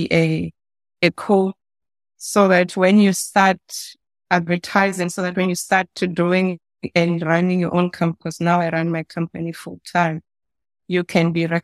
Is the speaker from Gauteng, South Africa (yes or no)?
yes; Soweto, Gauteng, South Africa; I was born in Soweto.